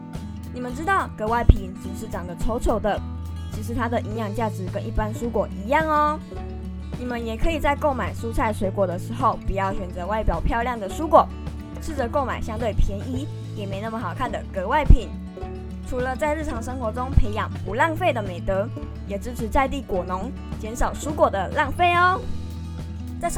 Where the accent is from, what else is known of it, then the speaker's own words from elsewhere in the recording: Pingtung County, Taiwan; 例如，我的家乡在屏东，我们屏东有一样长得很特别的作物，那就是可可。